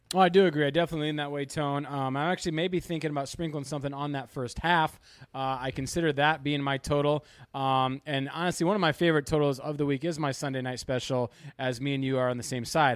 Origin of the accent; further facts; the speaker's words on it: Kalamazoo, Michigan, United States; moved away as an adult; also born or lived in Los Angeles, California; moved back recently to my hometown of Kalamazoo, Michigan